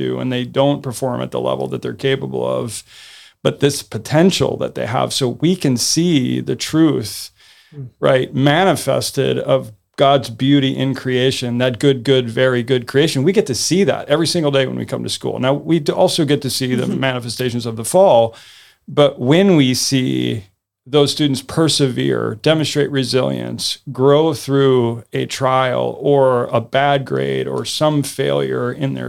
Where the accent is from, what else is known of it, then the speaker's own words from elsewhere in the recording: the North, United States; I've heard it because I'm from the North, and there were snowplow parents.